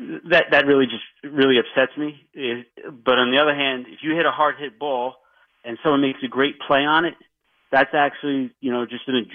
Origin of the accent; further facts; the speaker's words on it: Chappaqua, New York, United States; Quite honestly, the reason why I bought the house that I live in, I'm from Chappaqua, as you mentioned, is because there's a little backyard to throw the baseball around